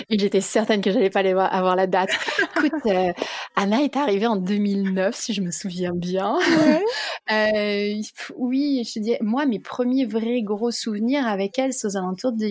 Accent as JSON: {"language": "French", "country": "France", "lives_now": "Canada", "said": "donc je suis devenue canadienne, je me sens canadienne, je me sens aussi française, peut-être un peu plus française que canadienne."}